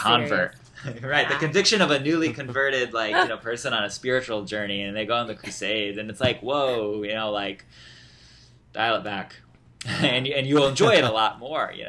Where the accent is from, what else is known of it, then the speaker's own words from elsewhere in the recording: Indianapolis, Indiana, United States; also born or lived in Washington, D.C.; now in New York, United States; I'm from Indianapolis